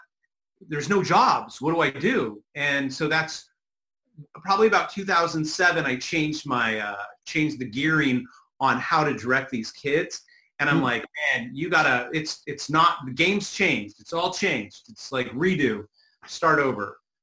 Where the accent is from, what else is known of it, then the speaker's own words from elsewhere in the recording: California, United States; growing up in the hood, I'm from California.